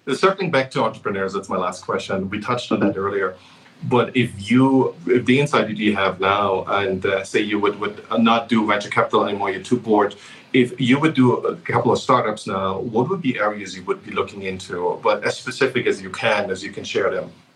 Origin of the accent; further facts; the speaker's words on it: Germany; moved away; I grew up in Germany